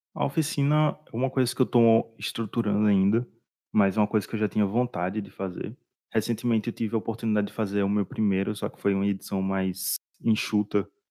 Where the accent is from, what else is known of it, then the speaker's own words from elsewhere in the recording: Northeast Region, Brazil; eu sou do Nordeste